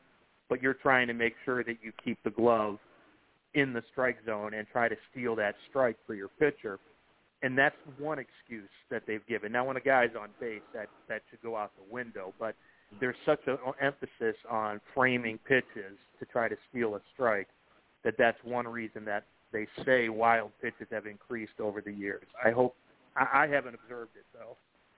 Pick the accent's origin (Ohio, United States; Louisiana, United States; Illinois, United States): Ohio, United States; Cleveland; moved away as an adult; growing up in Cleveland, you know, from 1975 when I was a little five-year-old kid and I got hooked on the game up until I left in 1998.